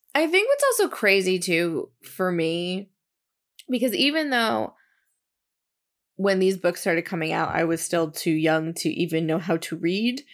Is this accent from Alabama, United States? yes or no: no; New Jersey, United States; where I grew up in New Jersey